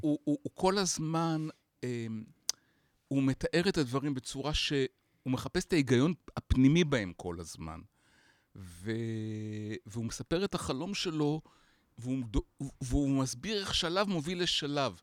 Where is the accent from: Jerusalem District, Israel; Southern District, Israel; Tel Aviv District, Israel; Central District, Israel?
Tel Aviv District, Israel; Bat Yam; גדלתי בבת ים, הוויז'ואלס שלי הם בת ימים עד גיל אחד עשרה